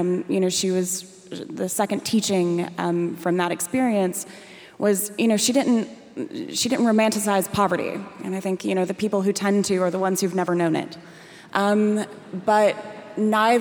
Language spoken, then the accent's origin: English; Raleigh, North Carolina, United States; I grew up in Raleigh, North Carolina